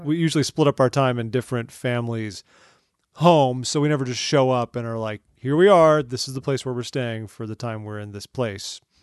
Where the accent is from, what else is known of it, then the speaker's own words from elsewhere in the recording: Orange County, California, United States; moved away as an adult; now in Washington, D.C., United States; I'm from Orange County, California, like, just outside of L